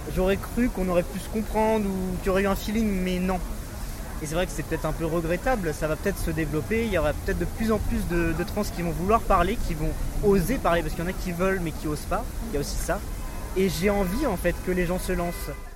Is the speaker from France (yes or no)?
yes; France; moved away as an adult; now in Germany; J'habite en Allemagne, mais j'ai grandi en France